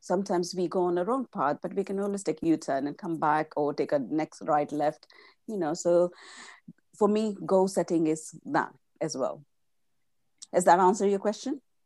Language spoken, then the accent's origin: English; India; first language Gujarati; English is a second language; moved away as an adult; I was born and brought up in India, and I came in my mid fif, uh, mid-twenties